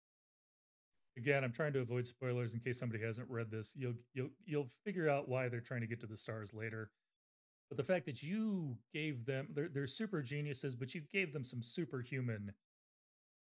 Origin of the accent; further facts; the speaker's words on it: United States; I'm American.